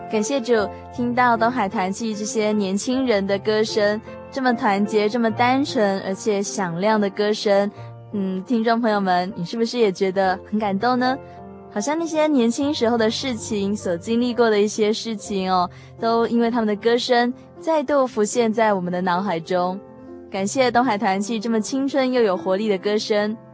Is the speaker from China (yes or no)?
no; Taiwan; 我们台湾